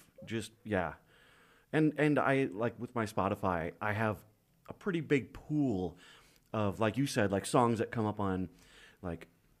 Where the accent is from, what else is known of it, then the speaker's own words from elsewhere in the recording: Wisconsin, United States; moved away; also born or lived in Minneapolis, Minnesota; I'm from Wisconsin and I lived in Minneapolis.